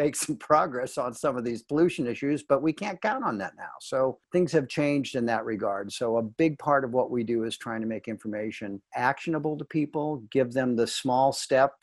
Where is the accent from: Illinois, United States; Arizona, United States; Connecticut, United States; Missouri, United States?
Missouri, United States; St. Louis; moved away as an adult; also born or lived in Washington, D.C.; I come from St. Louis, came from the Midwest, moved out to D.C. in 1976